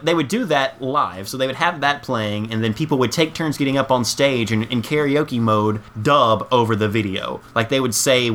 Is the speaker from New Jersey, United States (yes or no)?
no; Tennessee, United States; we grew up in Tennessee, country capital of the world